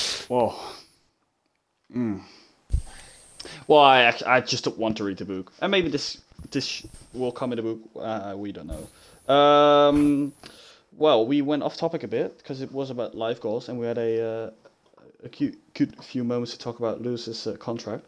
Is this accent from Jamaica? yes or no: no; Rotterdam, South Holland, Netherlands; I'm Dutch